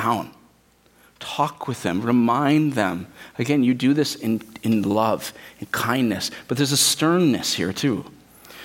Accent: United States; we, as suburban American Christians

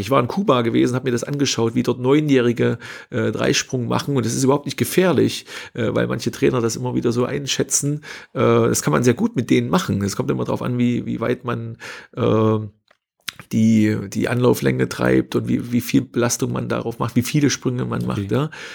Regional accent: Hermsdorf, Thuringia, Germany; habe Abitur gemacht äh, in meinem Heimatort in Hermsdorf, äh, am Hermsdorfer Kreuz, A9, A4 Kreuzung, äh, kleiner Ort

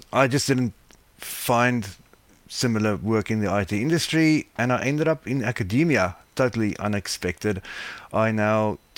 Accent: South Africa; moved away as an adult; now in Melbourne, Australia; I was happily working as an IT business analyst in South Africa where I was as you probably can hear from my accent where I'm from.

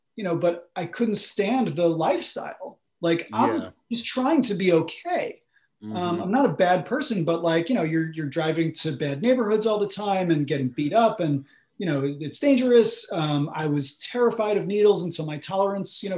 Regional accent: United States; I grew up just outside of New York City in a, you know, middle-class suburb

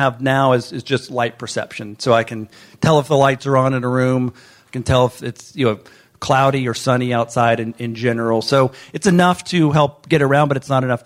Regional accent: northwest Florida, United States; moved away; I grew up in the northwest part of Florida and grew up low vision

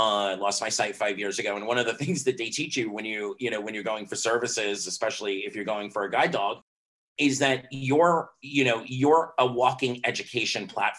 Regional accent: Miami, Florida, United States; like the beer, not the virus. I am from Miami, Florida

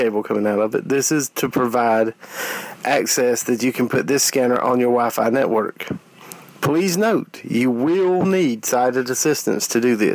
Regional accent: South Carolina, United States; I'm from South Carolina

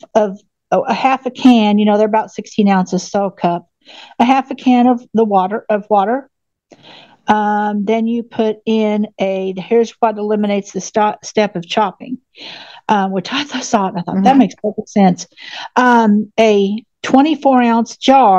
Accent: Oklahoma, United States; I'm from Oklahoma

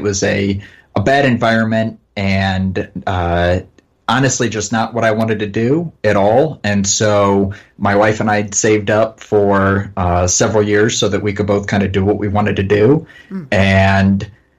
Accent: Findlay, Ohio, United States; now in Dayton, United States; I'm from, I live in Dayton, Ohio. I'm originally, I guess, from Findlay, Ohio, which is 2 hours north.

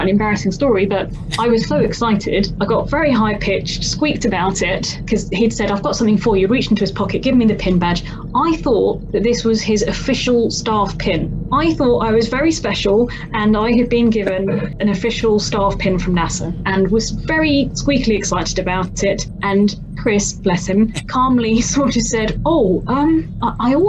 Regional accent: London, United Kingdom; as a Londoner

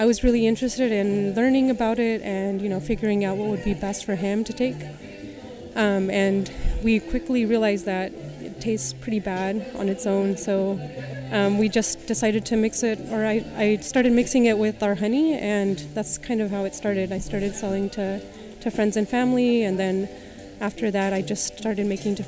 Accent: Merced, California, United States; also born or lived in Salinas, California; So I moved back to Merced. That's where I grew up.

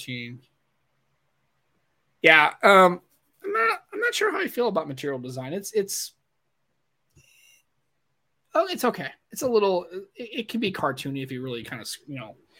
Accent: St. Louis, Missouri, United States; I'm from St. Louis

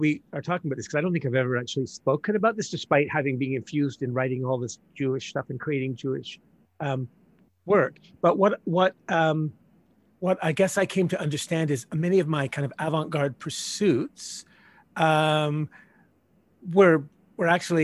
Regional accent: Northern Ireland, United Kingdom; moved away; I grew up in Ireland as a result of historical reasons.

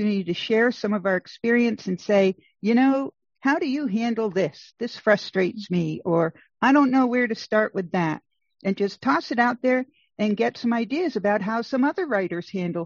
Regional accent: Rhode Island, United States; I grew up in Rhode Island

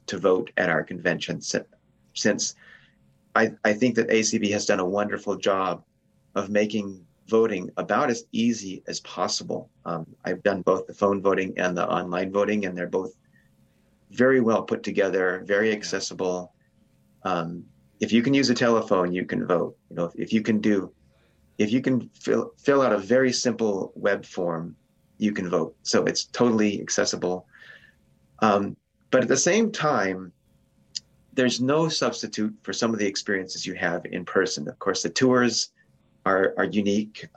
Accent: Turlock, California, United States; moved away as an adult; now in San Francisco Bay Area, United States; in Modesto, California, which is near my hometown

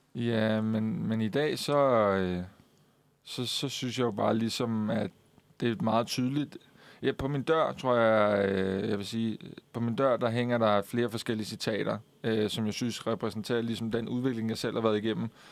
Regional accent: Køge, Zealand, Denmark; jeg kommer fra Køge

